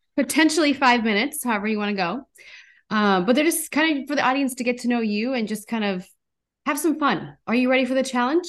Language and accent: English; North Dakota, United States; now in Minneapolis, United States; I'm originally from North Dakota